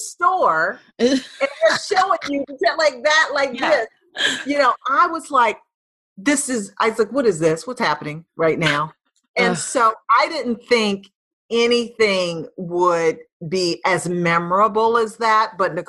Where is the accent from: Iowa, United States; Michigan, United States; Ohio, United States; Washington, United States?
Michigan, United States; Detroit; I'm from Detroit